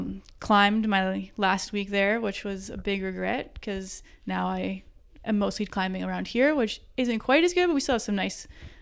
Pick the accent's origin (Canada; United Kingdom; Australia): Canada; Hamilton, Ontario; also born or lived in North Vancouver; I grew up in the Hamilton area.